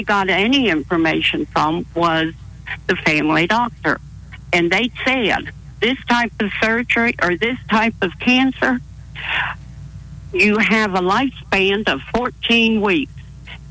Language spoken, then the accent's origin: English; Toronto, Ontario, Canada; moved away as an adult; I'm from Toronto